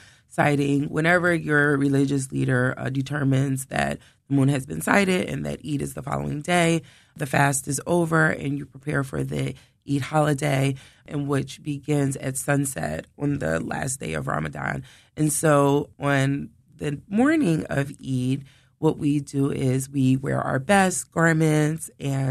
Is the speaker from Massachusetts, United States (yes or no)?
no; Philadelphia, Pennsylvania, United States; growing up in the Philadelphia Muslim community, because I was born and raised in the Philadelphia Muslim community